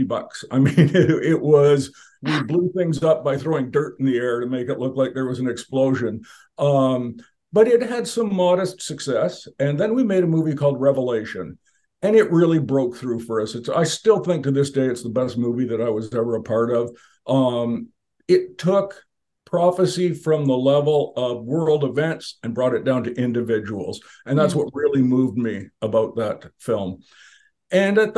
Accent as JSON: {"language": "English", "country": "Canada", "tie": "born or raised there", "said": "I was born and raised, and I'm still a Canadian"}